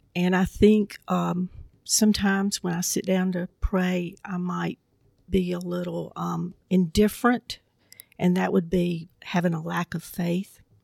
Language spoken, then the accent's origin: English; Southwest Georgia, United States; growing up in Southwest Georgia